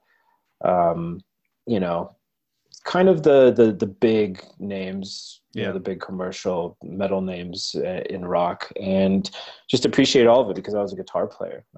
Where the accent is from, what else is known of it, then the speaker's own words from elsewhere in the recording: United States; also born or lived in Colorado / New Mexico; growing up in Colorado and in New Mexico